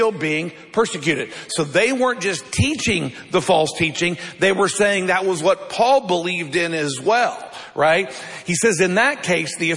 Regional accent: United States; we live in America

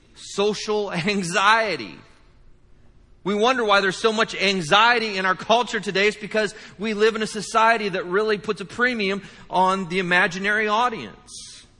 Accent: United States; we're from the United States

